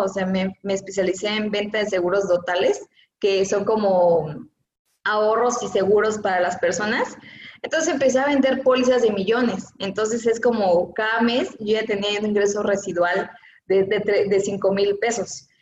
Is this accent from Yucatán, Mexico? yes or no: no; Oaxaca, Mexico; yo soy de la ciudad de Oaxaca, y soy como orgullosa oaxaqueña